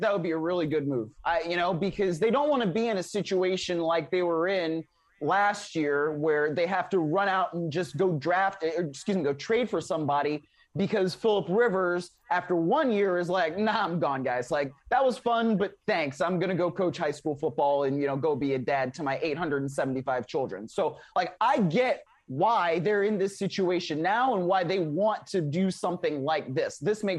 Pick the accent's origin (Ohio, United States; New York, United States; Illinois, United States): Ohio, United States; Ohio native here.